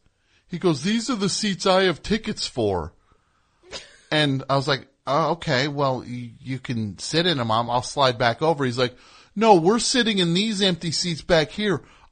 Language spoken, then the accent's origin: English; New Jersey, United States; I'm from New Jersey.